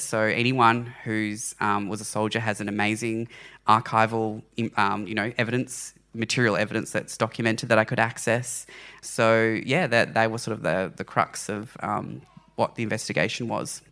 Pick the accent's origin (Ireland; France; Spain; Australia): Australia; Launceston, Tasmania; I grew up in Launceston, Tasmania